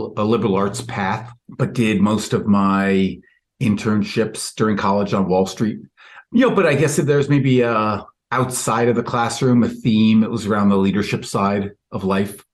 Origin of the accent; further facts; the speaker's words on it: New York, United States; I was from New York